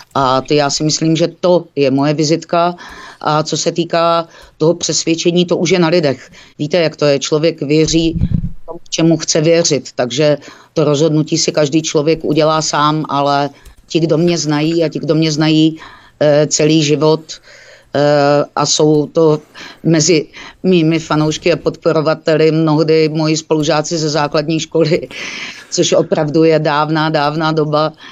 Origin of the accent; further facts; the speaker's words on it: Olomouc, Olomouc Region, Czechia; Olomouc je mé rodné město a je to můj domov